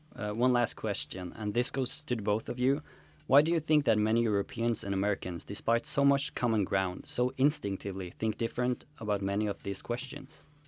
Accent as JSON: {"language": "English", "country": "Norway", "said": "we in Norway"}